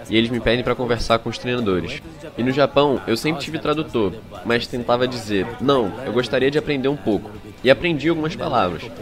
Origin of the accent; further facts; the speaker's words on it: Brazil; Porque eu sou do Brasil, sabe? E quando os turistas vão para lá, eles vão sem falar